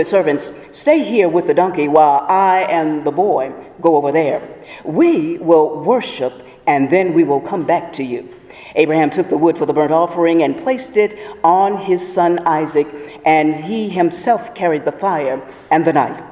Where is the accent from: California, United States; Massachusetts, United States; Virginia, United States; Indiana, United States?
Virginia, United States; Portsmouth; my hometown of Portsmouth, Virginia